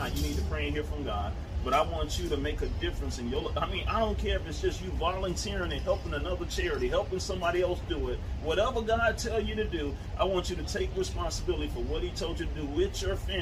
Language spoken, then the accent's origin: English; Tampa, Florida, United States; I marched in West Tampa. That's my stomping ground, born and raised